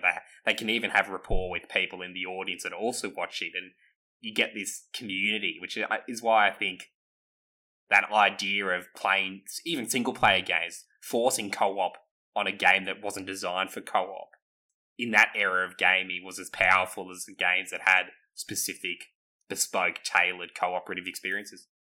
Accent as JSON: {"language": "English", "country": "Australia", "said": "we're all Australian"}